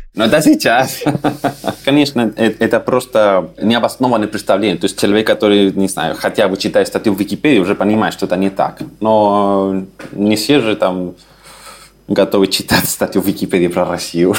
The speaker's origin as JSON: {"language": "Russian", "town": "Santiago", "region": "Santiago Metropolitan Region", "country": "Chile", "tie": "born or raised there", "also_born_or_lived": "Saint Petersburg, Russia", "first_language": "Spanish", "second_language": "Russian", "moved": "as an adult", "lives_now": "Vienna, Austria", "said": "Я родился в Чили, э, в столице, это Сантьяго"}